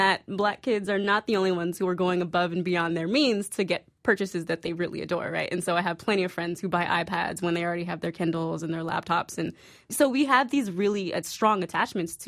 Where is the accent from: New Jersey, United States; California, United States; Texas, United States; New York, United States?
California, United States; San Francisco; I grew up in San Francisco in the 90s playing basketball